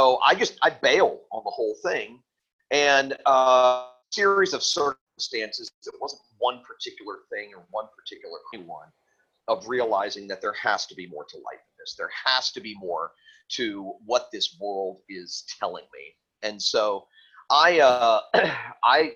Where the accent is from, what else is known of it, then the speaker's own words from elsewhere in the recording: Fort Lauderdale, Florida, United States; also born or lived in Tennessee; I lived riotously in my hometown of Fort Lauderdale for about 6 or 7 years